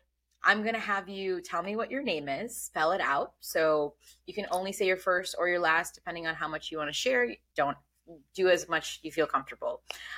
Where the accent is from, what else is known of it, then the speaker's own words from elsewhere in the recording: Bangladesh; born there; English is a second language; so English is not my first language, but I was born in Bangladesh